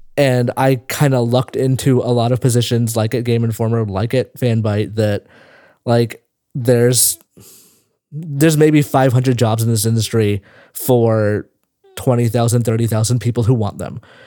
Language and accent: English; Tennessee, United States; moved away as an adult; now in San Francisco, United States; I was born in Tennessee